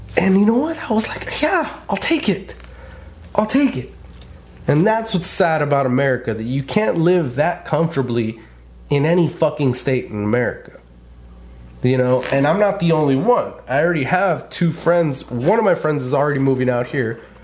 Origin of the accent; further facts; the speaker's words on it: California, United States; moved away; I grew up in California. I was born and bred in California